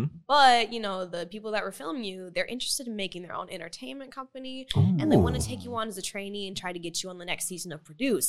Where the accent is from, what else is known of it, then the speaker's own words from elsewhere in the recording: Tulsa, Oklahoma, United States; moved away as an adult; now in South Korea; And then they met in Tulsa, Oklahoma. And then I happened. And then I lived there till I was 21. Then I moved here.